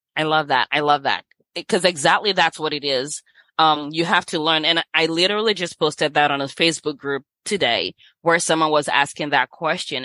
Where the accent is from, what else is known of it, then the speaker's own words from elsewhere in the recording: Nigeria; moved away as an adult; also born or lived in Los Angeles, United States / San Francisco, United States / New York, United States / Sacramento, United States; I was born in Nigeria, left here when I was eighteen, and lived in L A with some family members